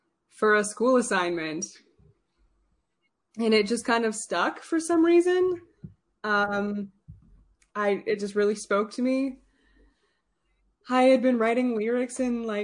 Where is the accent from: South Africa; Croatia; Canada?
Canada; St. Albert, Alberta; I'm a poet from St. Albert